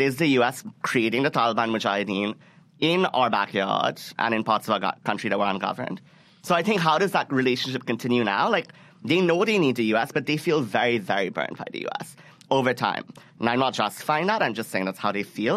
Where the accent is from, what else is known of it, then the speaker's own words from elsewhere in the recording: Karachi, Sindh, Pakistan; moved away; It's in my hometown.